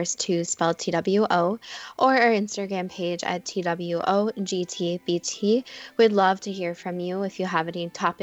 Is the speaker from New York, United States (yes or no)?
no; Minnesota, United States; We're obviously from Minnesota